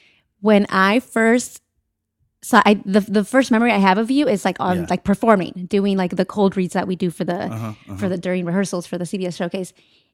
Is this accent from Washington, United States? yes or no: no; Santa Maria, California, United States; It's Santa Maria.